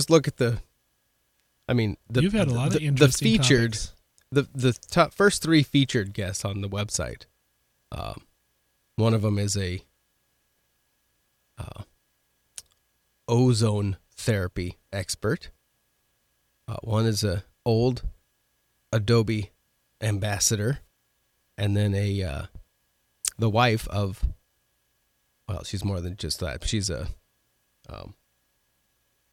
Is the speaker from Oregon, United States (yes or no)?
yes; Oregon, United States; now in South Dakota, United States; I grew up in mountains in Oregon